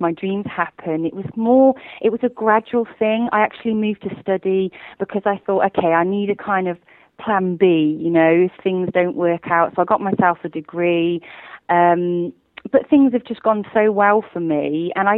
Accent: Worcester, West Midlands, United Kingdom; moved away as an adult; now in London, United Kingdom; I'm not originally from London. I'm from a smaller place in the West Midlands called Worcester, and all my family still live there, but I actually moved to London to study.

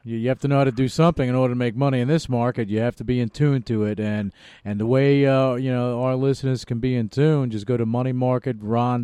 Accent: New York, United States; moved away; New York, a uh, New York uh, born and bred. But I lived all over the world

